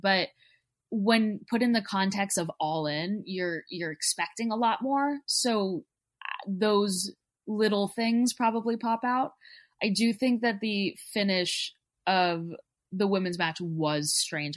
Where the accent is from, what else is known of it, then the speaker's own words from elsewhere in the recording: Texas, United States; I'm from Texas